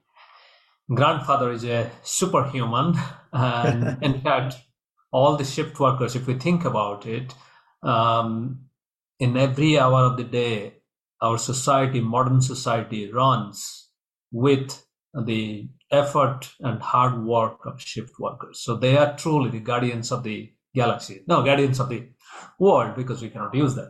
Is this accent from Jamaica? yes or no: no; India; moved away; I grew up in India